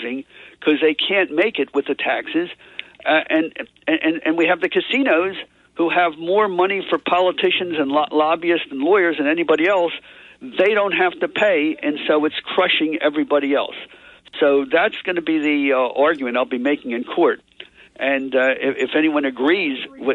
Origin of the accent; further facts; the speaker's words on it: Atlantic City, New Jersey, United States; I grew up in Atlantic City